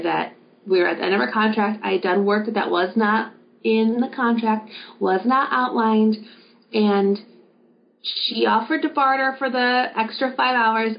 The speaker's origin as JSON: {"language": "English", "region": "Wisconsin", "country": "United States", "tie": "born or raised there", "said": "my hometown of Wisconsin"}